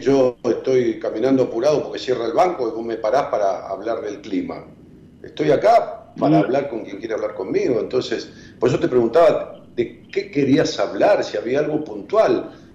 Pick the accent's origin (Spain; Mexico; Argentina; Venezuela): Argentina; Ramos Mejía, Buenos Aires Province; yo soy de Ramos Mejía, de prácticamente el 80% de mi vida